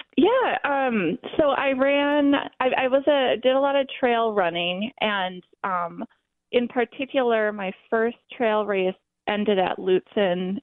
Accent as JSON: {"language": "English", "town": "Duluth", "region": "Minnesota", "country": "United States", "tie": "born or raised there", "said": "I'm from Duluth, so just growing up on the lake"}